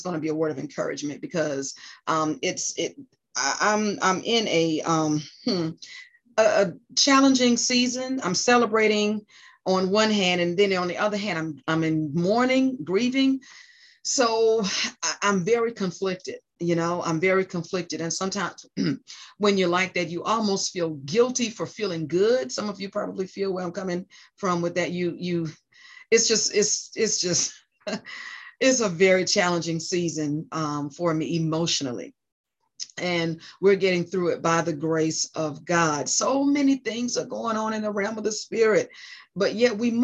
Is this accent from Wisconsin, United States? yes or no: no; New Jersey, United States; moved away; also born or lived in South Carolina / North Carolina; my home state, New Jersey